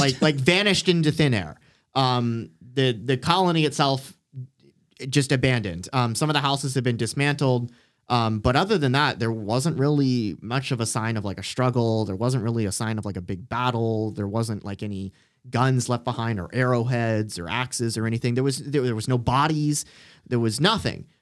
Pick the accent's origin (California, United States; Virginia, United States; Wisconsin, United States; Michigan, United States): Virginia, United States; born or raised there